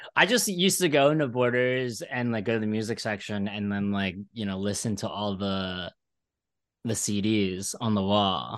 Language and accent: English; Ridley, Pennsylvania, United States; moved away as an adult; also born or lived in Philadelphia; now in New York, United States; I grew up in Philly, or Falco